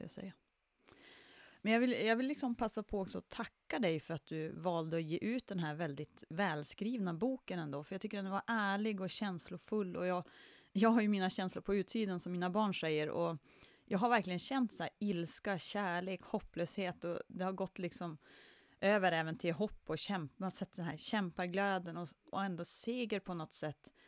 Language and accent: Swedish; Jokkmokk, Norrbotten County, Sweden; min hemort Jokkmokk